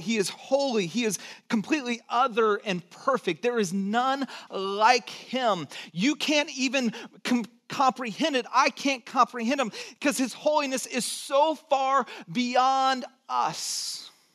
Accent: Santa Cruz, California, United States; also born or lived in Texas / Georgia; nine years and then grew up in Santa Cruz and lived in Georgia for three.

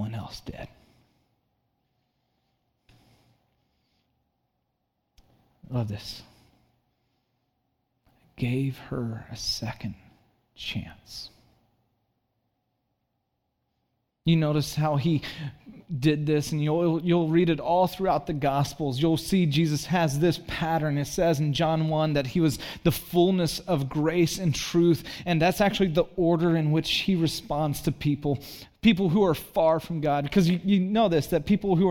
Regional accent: Santa Cruz, California, United States; moved away as an adult; also born or lived in Chicago; I grew up in Santa Cruz

